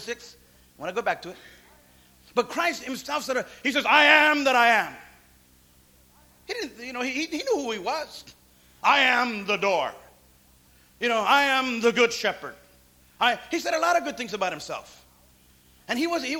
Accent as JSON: {"language": "English", "town": "Santa Paula", "region": "California", "country": "United States", "tie": "born or raised there", "said": "Little bitty city. Santa Paula. Where's that? I mean, I could have been like, oh, man, wow. How was I even born in this place?"}